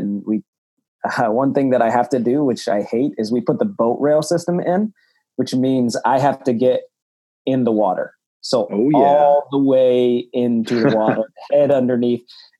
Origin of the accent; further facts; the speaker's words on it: Pennsylvania, United States; moved away; I grew up in Pennsylvania.